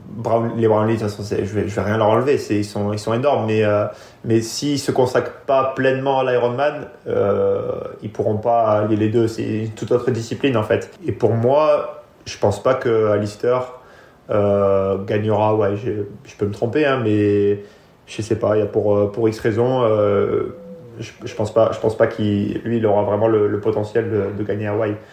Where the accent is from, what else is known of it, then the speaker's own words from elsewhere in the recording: France; De toute façon, la, la France, c'est là où j'ai grandi et c'est là où c'est pour l'instant ceux qui m'ont apporté le plus dans le sport